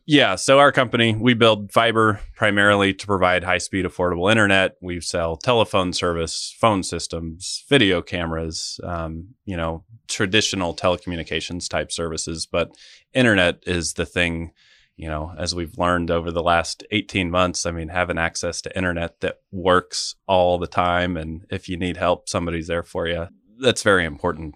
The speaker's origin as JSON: {"language": "English", "town": "Wamego", "region": "Kansas", "country": "United States", "tie": "born or raised there", "also_born_or_lived": "Washington, D.C.", "moved": "as an adult", "lives_now": "Manhattan, Kansas, United States", "said": "I grew up in Wamigo, um, lived there for the majority of my life"}